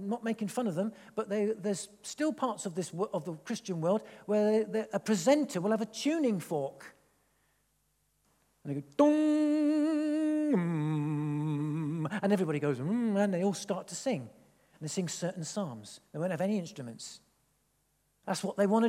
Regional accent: England, United Kingdom; I am half Italian. So I'm sort of expressive a little bit, but then I'm English

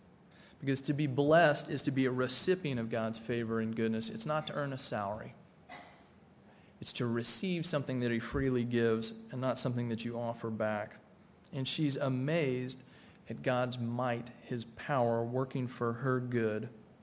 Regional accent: Tennessee, United States; I grew up in Tennessee, not in the mountains of Tennessee

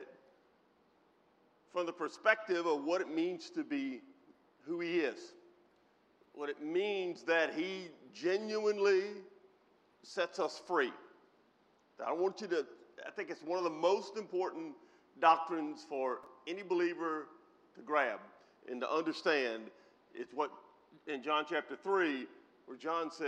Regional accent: United States; Most of us, not all, but most of us were born, reared in the United States of America

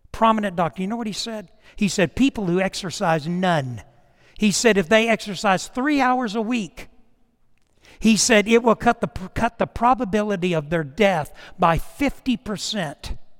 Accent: Titusville, Florida, United States; moved away; my hometown of Titusville, Florida, Orlando, in that area back in the summer, and I went to every house I lived in growing up

